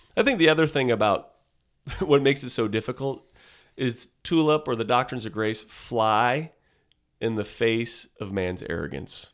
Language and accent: English; Southern California, United States; moved away as an adult; I grew up in Southern California